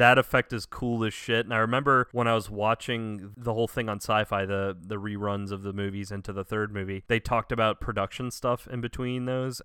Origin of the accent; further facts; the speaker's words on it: the South, United States; Growing up in the South